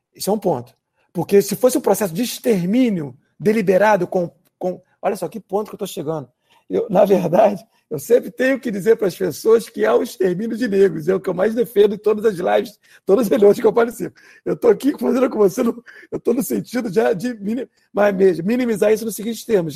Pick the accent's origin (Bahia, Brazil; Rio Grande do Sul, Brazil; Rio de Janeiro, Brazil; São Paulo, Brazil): Rio de Janeiro, Brazil; vários colegas meus em Irajá, por exemplo, onde eu fui criado